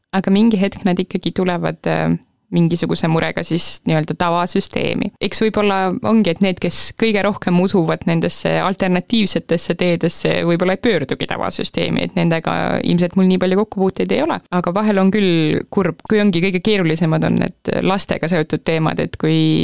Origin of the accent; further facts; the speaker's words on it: Põltsamaa, Jõgeva County, Estonia; moved away as an adult; also born or lived in Tartu; mina olen Põltsamaal sündinud ja kasvanud, koolis käinud